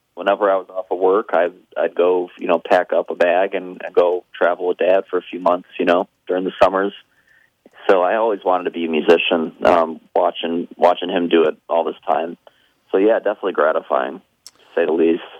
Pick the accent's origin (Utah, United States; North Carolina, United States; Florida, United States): Florida, United States; Tampa; I grew up in Florida